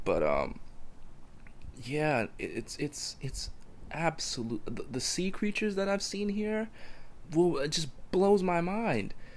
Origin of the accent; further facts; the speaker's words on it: New Jersey, United States; In my hometown, there's dirt everywhere